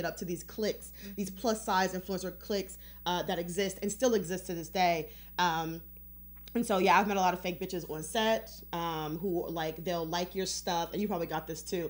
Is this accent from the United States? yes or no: yes; Detroit, Michigan, United States; we're both from Detroit